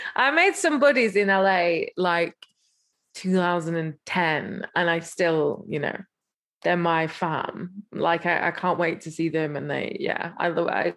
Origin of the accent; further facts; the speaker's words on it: England, United Kingdom; I'm English